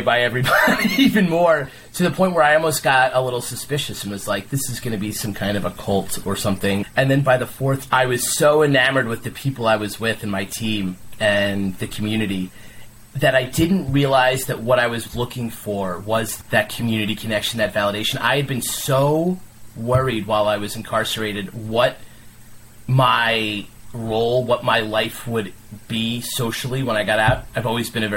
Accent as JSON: {"language": "English", "region": "New York", "country": "United States", "tie": "born or raised there", "said": "I played stickball growing up in New York"}